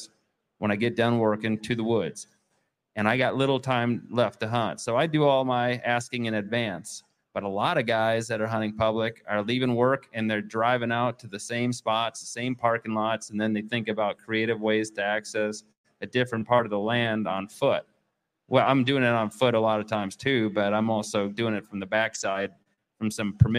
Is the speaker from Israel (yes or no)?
no; Waukesha County, Wisconsin, United States; I'm from Waukesha County, southeast part of the state of Wisconsin